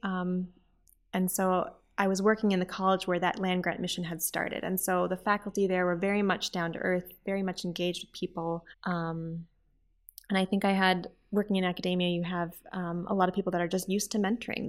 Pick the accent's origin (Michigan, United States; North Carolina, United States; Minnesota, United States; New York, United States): Minnesota, United States; Saint Paul; I was born in Saint Paul, Minnesota, which is in the middle of the United States, right next to the Canadian border